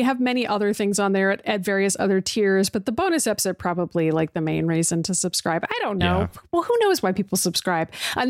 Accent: Massachusetts, United States; And I'm from Massachusetts, just like Emma.

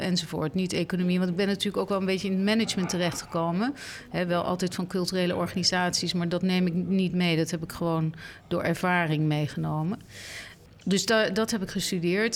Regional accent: Netherlands; voor mij als Nederlander of als Europeaan

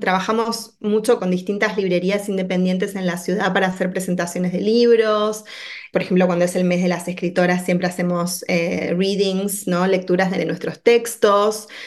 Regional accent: Buenos Aires, Argentina; moved away as an adult; also born or lived in Washington, D.C., United States; now in Chicago, United States; yo en realidad soy oriunda de, de Buenos Aires, como se habrá notado ya por mi acento

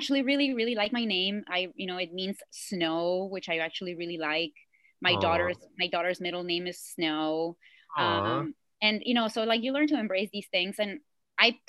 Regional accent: Mexico; first language Spanish; English is a second language; moved away; I didn't grow up speaking Arabic at all, but I grew up in Mexico, you know, speaking Spanish

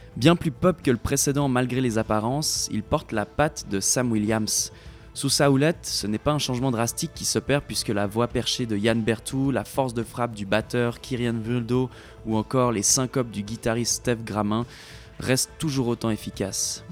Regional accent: Switzerland; now in Quebec, Canada; la Suisse, mon pays natal.

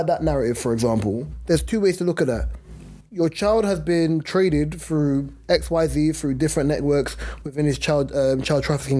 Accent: United Kingdom; because we're British, right, that we kind of reign supreme and we're the number ones

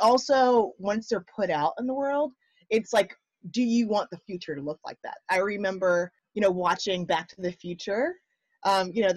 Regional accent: United States; growing up in the States

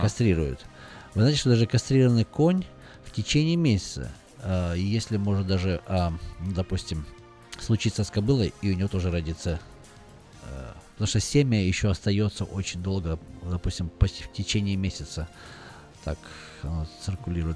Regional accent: Russia; moved away; я говорю, что я из России

